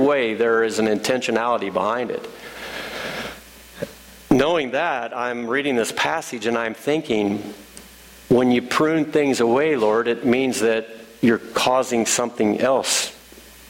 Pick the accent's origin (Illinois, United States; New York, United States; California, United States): Illinois, United States; now in Ohio, United States; I'm from Illinois